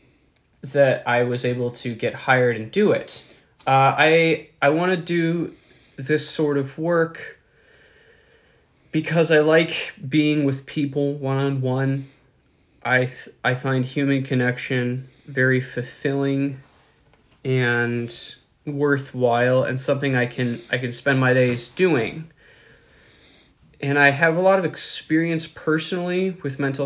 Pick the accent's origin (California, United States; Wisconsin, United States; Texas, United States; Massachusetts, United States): Wisconsin, United States; Milwaukee; I'm from Milwaukee, Wisconsin